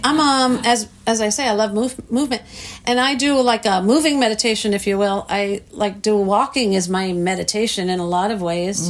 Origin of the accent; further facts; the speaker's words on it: New York, United States; moved away; growing up in New York